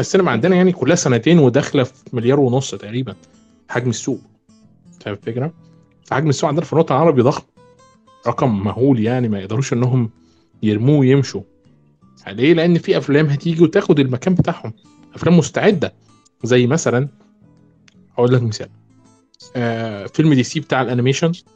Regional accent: Egypt; عندنا في مصر

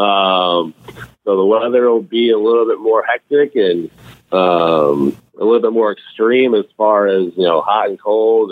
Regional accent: Chicago, Illinois, United States; also born or lived in Wisconsin; growing up in Chicago

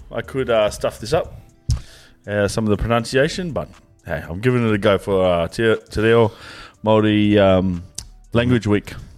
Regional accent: Brisbane, Queensland, Australia; I'm from Australia. My tribe is Queensland. My sub tribe is Brisbane.

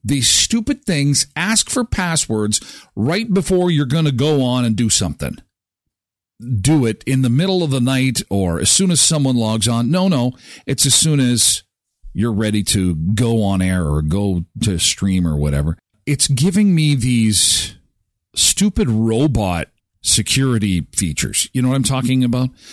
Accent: Canada; being Canadian

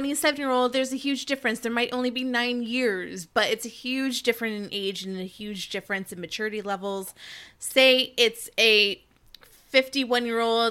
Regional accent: New Jersey, United States; I'm from Jersey, New Jersey, specifically North Jersey

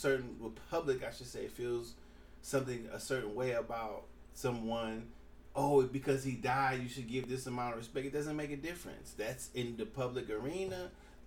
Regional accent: California, United States; I'm from California

